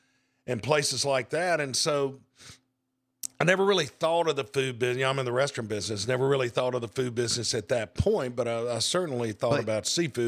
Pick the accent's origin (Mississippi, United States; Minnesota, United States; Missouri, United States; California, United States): Mississippi, United States; Hattiesburg; now in Madison, United States; Yeah, I was born in Hattiesburg, 1961. Family had been there for several generations.